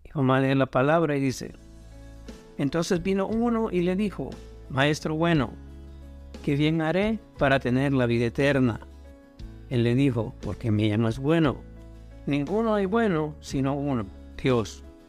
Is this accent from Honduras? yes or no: yes; Honduras; now in United States; como decimos en Honduras